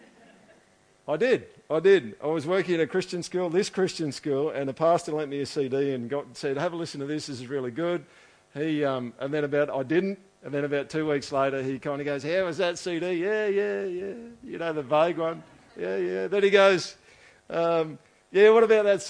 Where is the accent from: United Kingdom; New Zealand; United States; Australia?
Australia; I'm like dude from Australia who we've never heard of before, who lives in a city that's got 100,000 people in it.